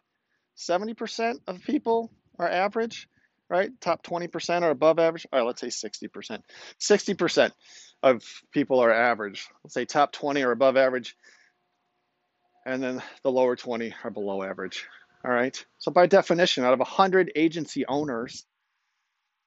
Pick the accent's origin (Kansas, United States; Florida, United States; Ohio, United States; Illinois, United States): Illinois, United States; outside of Chicago; I grew up outside of Chicago